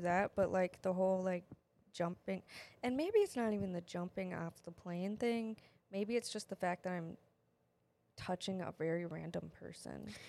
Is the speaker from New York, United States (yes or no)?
no; Wisconsin, United States; accent: Wisconsin; also born or lived in Wyoming; we're from Wisconsin